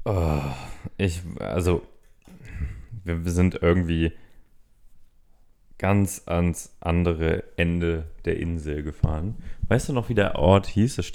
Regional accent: Berlin, Germany; Ich meine, gerade als, als äh, Berliner, wir wurden ja mal eine Zeit lang mit Pulled Pork überflutet quasi.

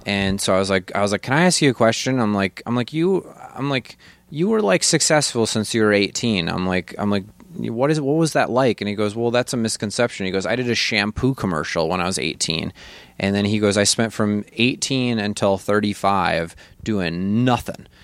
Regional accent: Janesville, Wisconsin, United States; I'm from Janesville, Wisconsin. Like, we, I think we had, I know I'm not kidding, I think we had twenty black people in our town when I grew up.

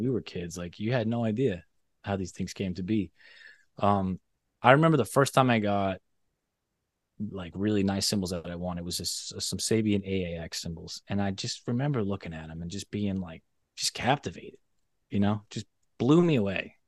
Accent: Boston, Massachusetts, United States; I grew up in Boston, very close to Zildjian.

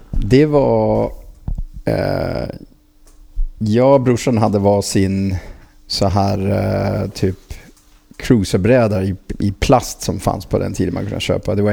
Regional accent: Frederiksberg, Capital Region of Denmark, Denmark; Swedish is a second language; now in Sweden; strax utanför Köpenhamn, ett ställe som heter Fredriksberg.

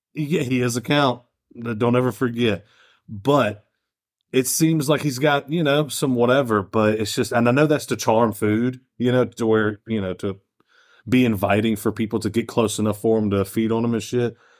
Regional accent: United States; We're fucking American

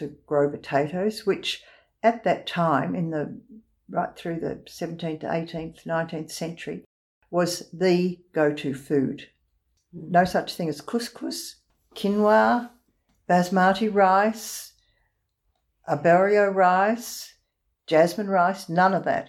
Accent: East Trentham, Victoria, Australia; I was born in East Trentham.

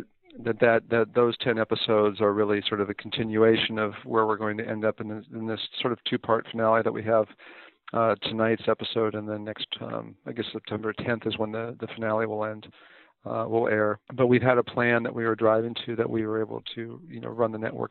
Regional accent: Warrenton, Oregon, United States; moved away as an adult; also born or lived in Los Angeles, California / Santa Cruz, California; I was born in Los Angeles, but I spent the majority of my childhood up in Warrenton, Oregon

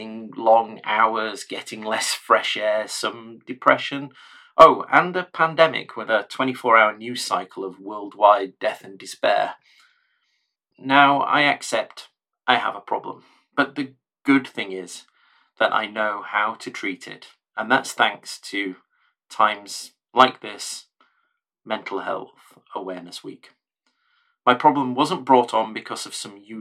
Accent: the North, the north of England, United Kingdom; I was born in the North a long time ago, a child of the 70s, brought up in a time and a place and in a family that didn't much talk about mental health

